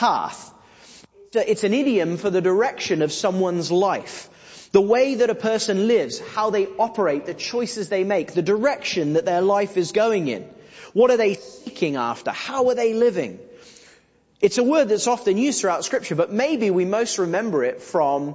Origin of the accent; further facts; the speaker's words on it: England, United Kingdom; we're English